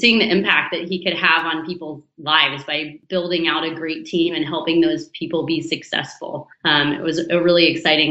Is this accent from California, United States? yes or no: yes; Danville, California, United States; I grew up in the East Bay in Northern California in a town called Danville